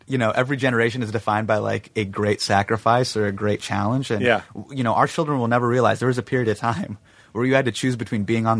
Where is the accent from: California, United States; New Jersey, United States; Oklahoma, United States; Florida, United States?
California, United States; Davis; I grew up in Davis. So Davis is kind of like, ruralish.